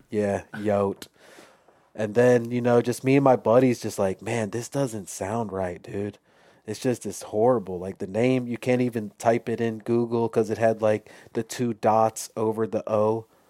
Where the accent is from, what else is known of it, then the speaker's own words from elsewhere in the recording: Chicago, Illinois, United States; I grew up in Chicago